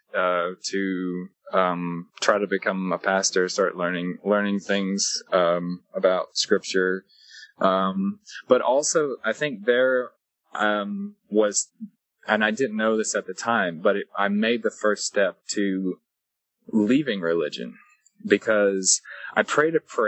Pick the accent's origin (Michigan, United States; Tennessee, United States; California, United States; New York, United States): Tennessee, United States; Lebanon; moved away; I was raised in Lebanon, Tennessee, and then I moved at 13 to go live with my aunt and uncle